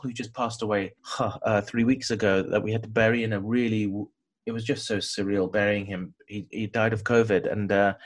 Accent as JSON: {"language": "English", "region": "London", "country": "United Kingdom", "tie": "born or raised there", "said": "I was born here in London, South London. And I grew up in a very strong Bangladeshi community."}